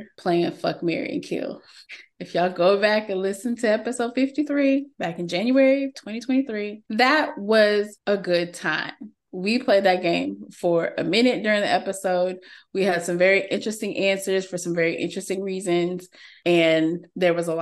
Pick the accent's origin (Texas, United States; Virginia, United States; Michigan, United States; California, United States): Texas, United States; accent: Texan; my regular Texan vernacular